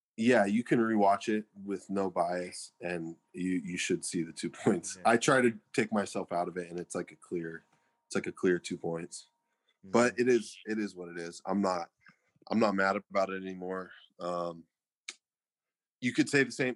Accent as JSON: {"language": "English", "town": "Fresno", "region": "California", "country": "United States", "tie": "born or raised there", "said": "I was born and raised in Fresno"}